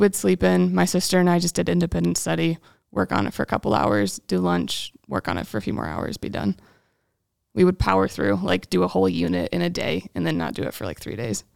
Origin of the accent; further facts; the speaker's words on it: Battle Creek, Michigan, United States; I'm from Battle Creek, Michigan, home of Kellogg's cereal